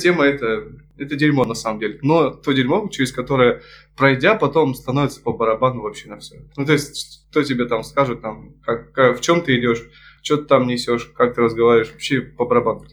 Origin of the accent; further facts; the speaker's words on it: Krasnoyarsk, Krasnoyarsk Krai, Russia; moved away; also born or lived in Achinsk; я родился под Красноярском, это еще хуже